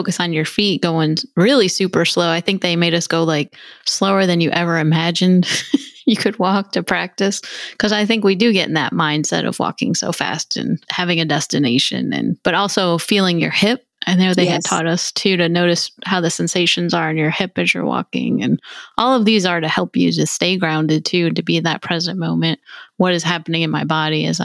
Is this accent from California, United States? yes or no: no; New York, United States; I'm from New York and I've always walked fast in that rushing energy